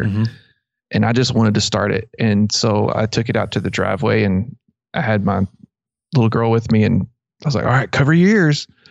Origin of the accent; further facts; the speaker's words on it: Abilene, Texas, United States; I grew up in around Abilene